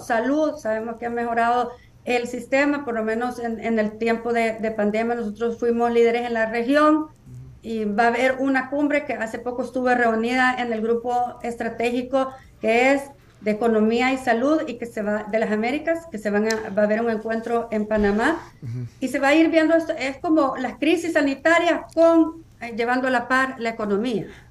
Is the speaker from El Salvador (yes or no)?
yes; El Salvador; moved away as an adult; now in United States